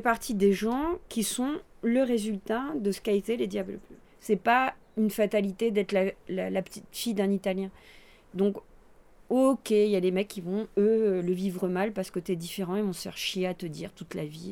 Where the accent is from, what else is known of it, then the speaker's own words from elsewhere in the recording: Breil-sur-Roya, Provence-Alpes-Côte d'Azur, France; also born or lived in Nice; j'ai grandi là en fait. Je suis une pure Brayoise avec des parents Brayois